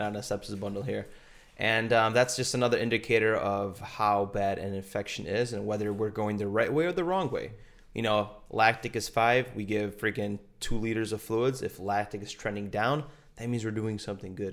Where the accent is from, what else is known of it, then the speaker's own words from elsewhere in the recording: Poland; we're from Pol-, both from Poland